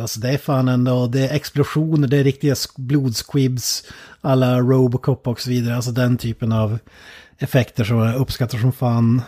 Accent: Sweden; som svensk

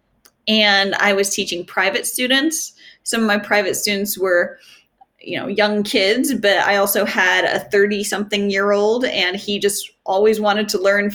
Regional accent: Southern New England, United States; I'm from Southern New England, Connecticut, Rhode Island, and Massachusetts

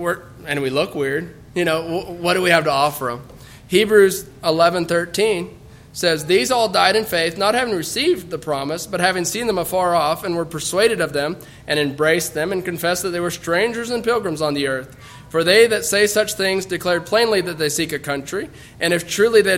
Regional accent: United States; as American Mennonites

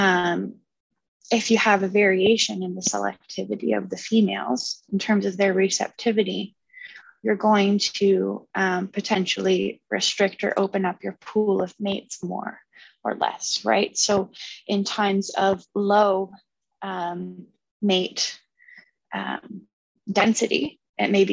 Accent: Kingston, Ontario, Canada; moved away as an adult; now in London, Canada; I'm from Kingston

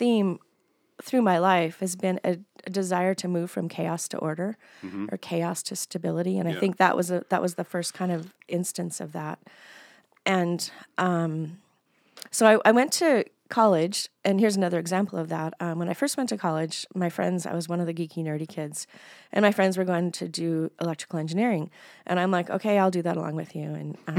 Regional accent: Billings, Montana, United States; moved away as an adult; also born or lived in Bozeman / Helena; I was born in Billings. We lived in Bozeman and Helena as well. My dad was in college at MSU in Bozeman. And then we moved back to Billings when I was between fifth and sixth grade. And then I stayed here until I left in my 20s.

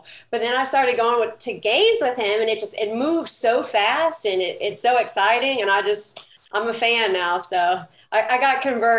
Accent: Baton Rouge, Louisiana, United States; moved away as an adult; also born or lived in Prairieville, Louisiana; now in New Orleans, United States; I'm actually from Baton Rouge.

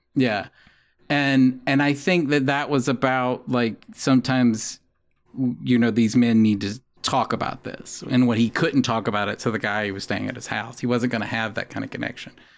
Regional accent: the South, United States; moved away; also born or lived in Columbia, Missouri; I grew up in the South

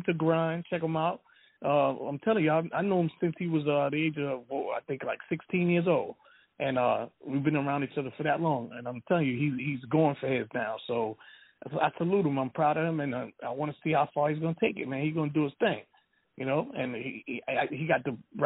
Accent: Jamaica; I'm Jamaican

